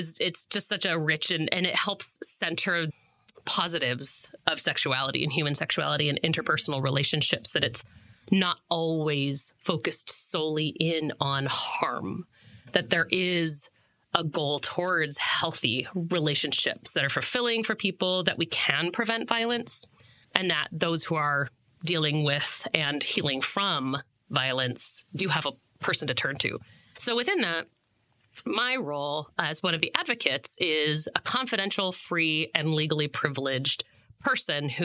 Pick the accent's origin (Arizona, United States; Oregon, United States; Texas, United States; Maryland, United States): Oregon, United States; Monmouth; moved away as an adult; also born or lived in New York / Chicago / Colorado / Washington; I grew up in Monmouth for the folks at home, which is 25 miles north of Corvallis.